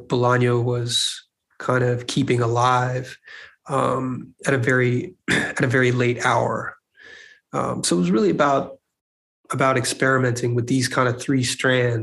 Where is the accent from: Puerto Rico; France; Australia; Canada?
France; Paris, Île-de-France; moved away; I grew up in France, in Paris.